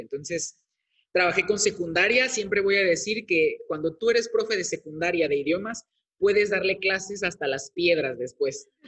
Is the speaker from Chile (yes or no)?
no; Veracruz, Mexico; moved away as an adult; also born or lived in Tabasco; la Universidad Veracruzana, que es la de mi estado, del estado de donde soy originario